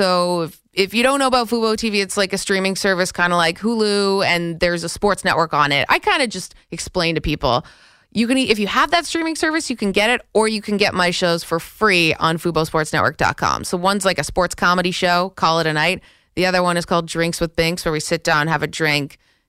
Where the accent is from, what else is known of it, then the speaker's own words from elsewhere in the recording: Canada; moved away as an adult; now in New York, United States; I feel like sort of a New Yorker. Like, I'm not a New Yorker, so I'm Canadian, but like I live here